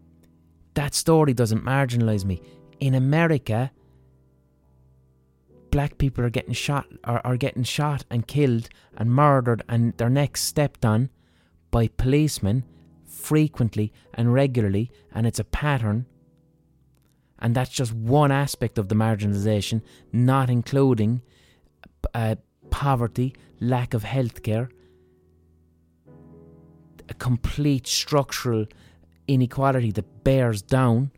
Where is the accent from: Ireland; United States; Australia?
Ireland; as an Irish person